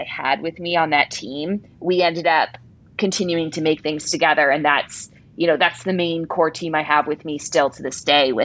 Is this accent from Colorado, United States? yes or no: yes; Colorado, United States; moved away as an adult; I grew up mostly in Colorado, so no one I knew had gone to USC